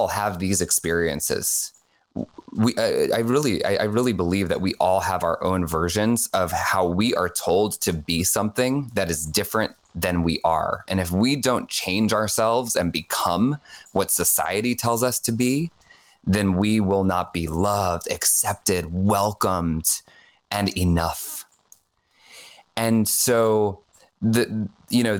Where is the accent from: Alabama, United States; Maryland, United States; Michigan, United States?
Maryland, United States; Rockville; I grew up in Catholic school in Rockville, Maryland.